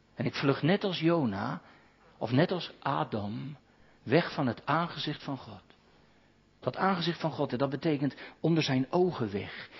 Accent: Katwijk, South Holland, Netherlands; moved away; Iemand uit mijn geboorteplaats, de ouderling daar

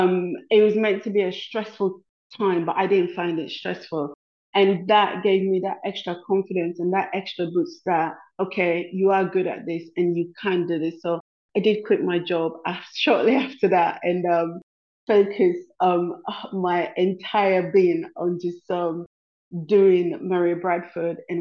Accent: Freetown, Western Area, Sierra Leone; moved away; I was born and raised in Freetown

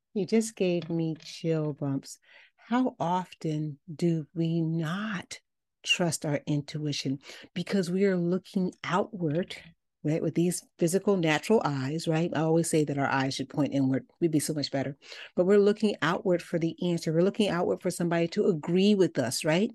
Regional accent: Chicago, Illinois, United States; I'm from Chicago

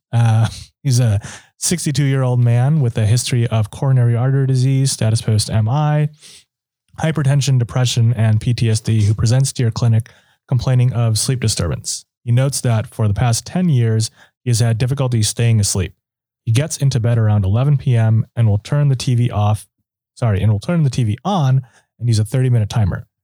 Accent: Minnesota, United States; moved away; I'm from Minnesota originally

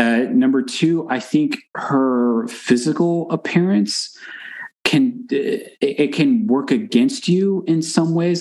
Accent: Texas, United States; I'm from Texas, right? But so I'm from the South

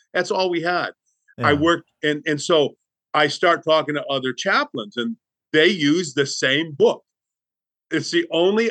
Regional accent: Southern United States, United States; depending where you're from, I'm from the Bible Belt.

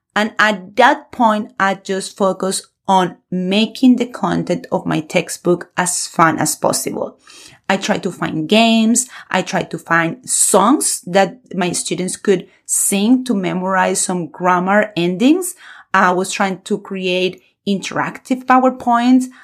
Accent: Colombia; moved away; a Spanish teacher born and raised in Colombia

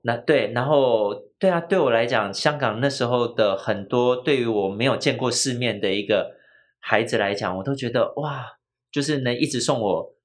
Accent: Taiwan; 我们早期台湾的，呃，台湾人，就是大部分的母语是台语

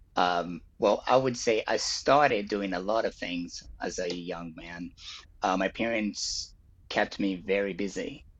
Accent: Rio de Janeiro, Brazil; I was born in Brazil. I was born in Rio

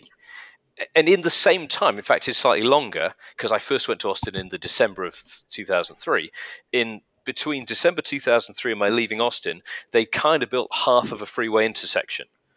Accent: United Kingdom; now in United Arab Emirates; I'm British from the UK

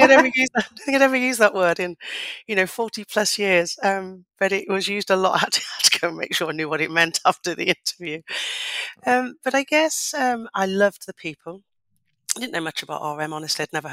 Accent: Leicester, East Midlands, United Kingdom; I come from Leicester, come from a council estate in Leicester, from a single parent family with my mum and my sisters

